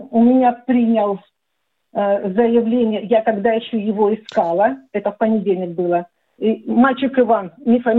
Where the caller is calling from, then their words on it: Donetsk, Donetsk Oblast, Ukraine; я из Донецка.